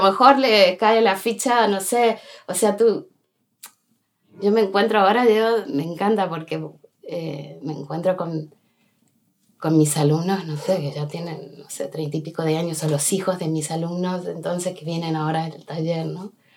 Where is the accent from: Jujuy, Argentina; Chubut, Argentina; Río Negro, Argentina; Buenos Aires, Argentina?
Buenos Aires, Argentina; moved away as an adult; now in Bustarviejo, Spain; nací en Buenos Aires y a lo, en un barrio central de, centro de Buenos Aires y llegué aquí, o sea, con, a los 26 años me, vine para aquí